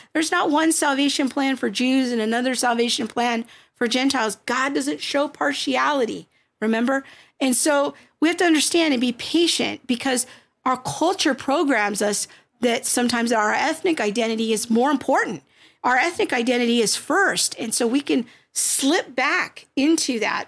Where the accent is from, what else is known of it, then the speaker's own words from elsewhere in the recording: United States; I'm just speaking as an American Christian because that's my culture, that's my n-, nationality